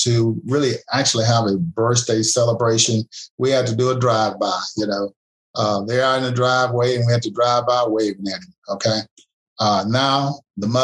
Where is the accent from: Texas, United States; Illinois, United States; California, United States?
Texas, United States; Huntsville; moved away; I'm originally from Huntsville, Texas, which is about 45 minutes from Houston. I was raised in a four-room house